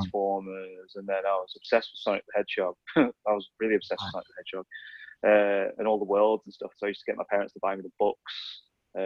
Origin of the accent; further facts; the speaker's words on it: Sheffield, Yorkshire and the Humber, United Kingdom; also born or lived in Huddersfield; when we moved to Sheffield, I was born in Huddersfield, so when we moved to Sheffield, when I was three